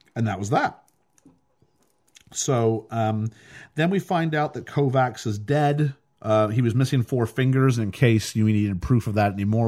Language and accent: English; Canada; as a Canadian